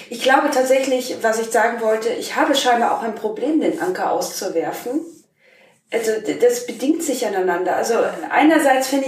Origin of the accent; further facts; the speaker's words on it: Germany; ich komme aus Deutschland, aber groß geworden bin ich im kleinen Dorf. Jetzt wohne ich in der Stadt.